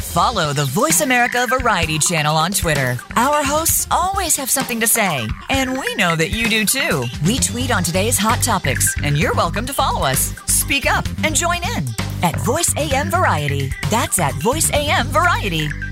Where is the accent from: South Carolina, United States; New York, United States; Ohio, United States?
New York, United States; moved away; also born or lived in California; I'm originally from New York, and even though I was living in California at the time of 9-11